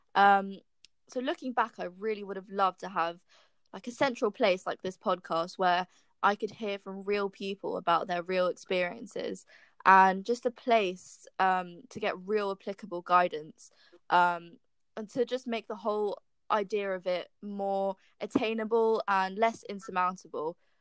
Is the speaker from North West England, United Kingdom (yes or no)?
no; London, United Kingdom; I'm from London and I'm seven months into role as an apprentice at Microsoft